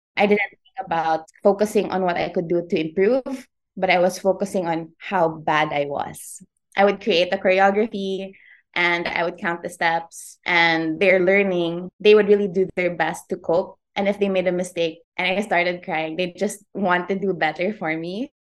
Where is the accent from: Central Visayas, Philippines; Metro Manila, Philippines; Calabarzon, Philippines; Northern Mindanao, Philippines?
Northern Mindanao, Philippines; Iligan; also born or lived in Manila; I was born in Manila, raised in Iligan, so that's in Lanao del Norte.